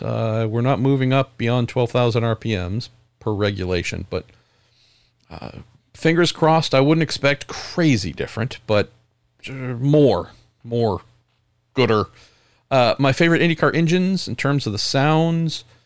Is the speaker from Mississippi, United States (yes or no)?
no; San Francisco Bay Area, California, United States; born and raised in the San Francisco Bay Area, where rainbow flags are seen almost as often as any other flag